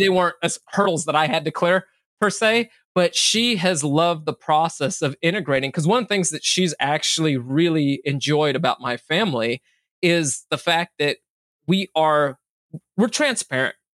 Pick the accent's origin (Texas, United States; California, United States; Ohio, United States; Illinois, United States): California, United States; Bay Area; also born or lived in Minneapolis, Minnesota / Sacramento, California; grew up in the in the Bay Area